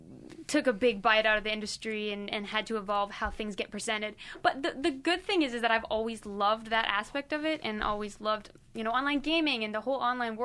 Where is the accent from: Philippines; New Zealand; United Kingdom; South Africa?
Philippines; like I grew up in the Philippines, and saying stupid is a really mean and really horrible thing to say there.